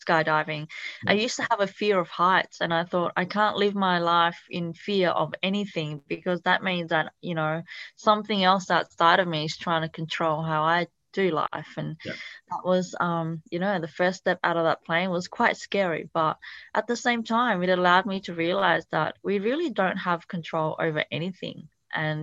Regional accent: Italy; first language Italian; English is a second language; also born or lived in Thailand / Cambodia; now in Australia; my background is actually Cambodian, but I was born in a refugee camp in Thailand, and I actually grew up in Italy, so that was my first language

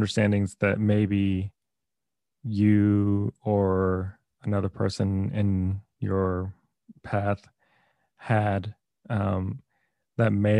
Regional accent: Texas, United States; moved away; I'm from Texas

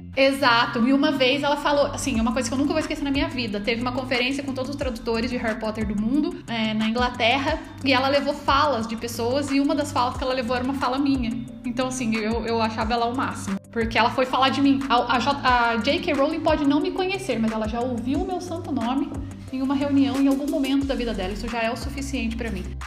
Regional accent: Taubaté, São Paulo, Brazil; eu voltei para minha cidade, que eu sou de Taubaté, cidade da grávida

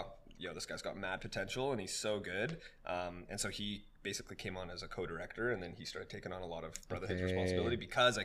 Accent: Vancouver, British Columbia, Canada; we grew up in the Vancouver dance community

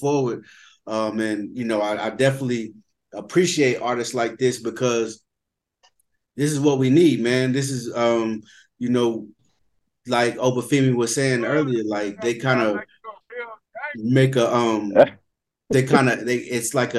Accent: the South, United States; I'm from the South as well

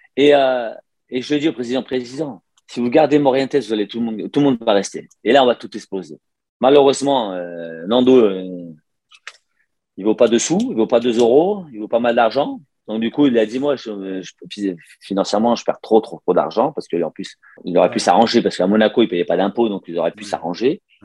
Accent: Lyon, Auvergne-Rhône-Alpes, France; moved away as an adult; also born or lived in Barcelona; Je suis né à Lyon

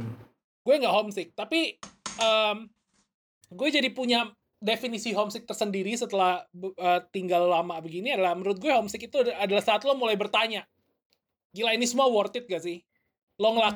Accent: Indonesia; born there; gue juga percaya bahwa nggak ada yang kebetulan gue lahir di Indo. Um, jadi gue akan balik ke Indo tapi gak, belum tahu kapan.

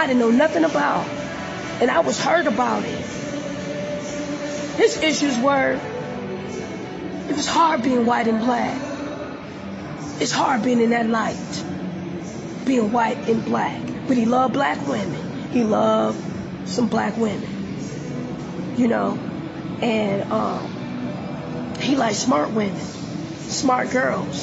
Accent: Detroit, Michigan, United States; moved away as an adult; also born or lived in Los Angeles; I grew up in Detroit, Michigan

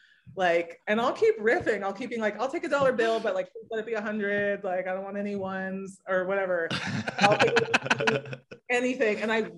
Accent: West Coast, United States; maybe it's just that I grew up on the West Coast and now live on the East Coast

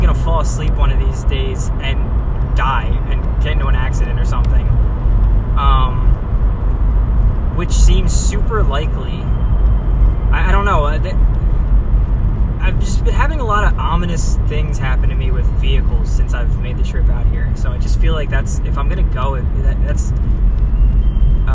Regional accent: New Jersey, United States; moved away as an adult; now in California, United States; I'm living in California and I'm from Jersey, which is not California at all

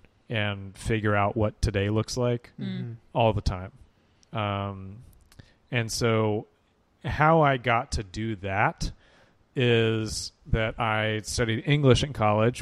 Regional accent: Hoover, Alabama, United States; also born or lived in Tampa area, Florida; we moved to, as a family, moved to Hoover when I was 8 years old

